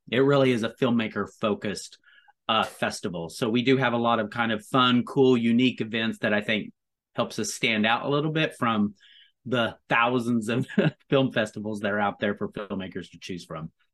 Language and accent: English; Tonkawa, Oklahoma, United States; now in New York, United States; I'm from Tonkawa, I live in New York